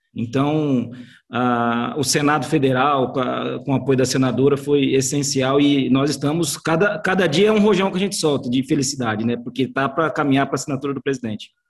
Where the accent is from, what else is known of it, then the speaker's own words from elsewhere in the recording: Campo Grande, Mato Grosso do Sul, Brazil; nós que somos aqui de, de Campo Grande, do Mato Grosso do Sul